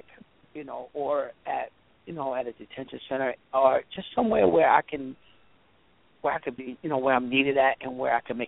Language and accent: English; Hartford, Connecticut, United States; Growing up in Hartford, was difficult at first